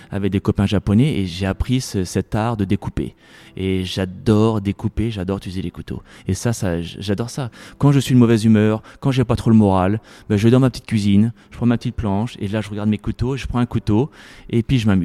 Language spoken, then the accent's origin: French; Paris, Île-de-France, France; now in United States; Moi j'ai souvenir quand j'étais gamin à Paris, euh, quand j'avais pas trop d'argent, je mangeais souvent dans les parcs euh, un sandwich